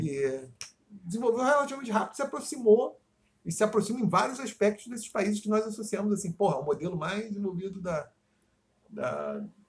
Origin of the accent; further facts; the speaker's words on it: Rio de Janeiro, Brazil; eu sou de Campo Grande